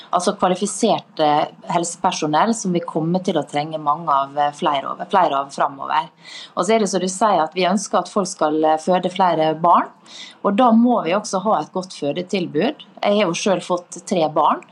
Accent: Møre og Romsdal, Norway; Møre og Romsdal, der jeg kommer fra

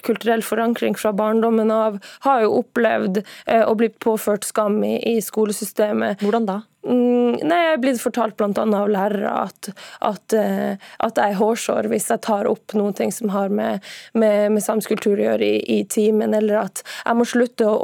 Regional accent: Norway; jeg mener jo at du lærer mye om deg sjøl ved å lære om meg og min historie, fordi at den samiske historien eh, er jo, er jo felles med den norske.

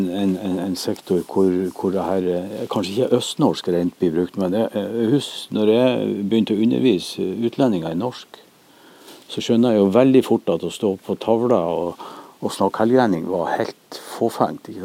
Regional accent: Northern Norway, Norway; og det er klart, de da som så meg og kjente meg som, som nordlending, de, de reagerer.

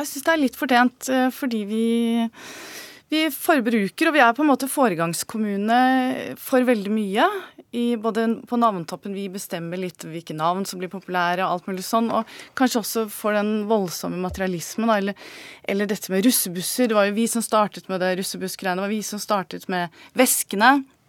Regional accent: Bærum, Akershus, Norway; jeg er fra Bærum

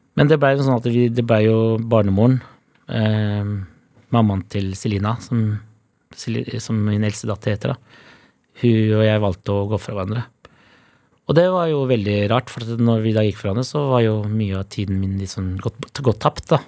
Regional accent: Oslo, Norway; jeg er fra Holmlia

